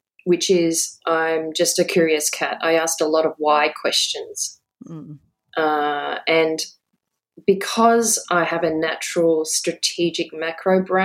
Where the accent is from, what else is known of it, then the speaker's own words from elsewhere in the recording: Brisbane, Queensland, Australia; moved away as an adult; also born or lived in Hong Kong / Adelaide; now in Sydney, Australia; I grew up in Adelaide, and then we moved to Brisbane, and I did most of my schooling and university in Brisbane